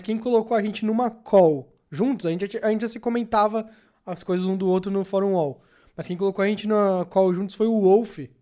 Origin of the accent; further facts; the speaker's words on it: Guarulhos, São Paulo, Brazil; hoje em dia eu tô de volta em Guarulhos, minha cidade natal